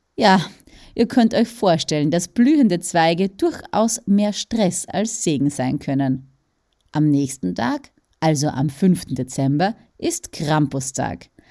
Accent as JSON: {"language": "German", "country": "Austria", "said": "bei uns in Österreich"}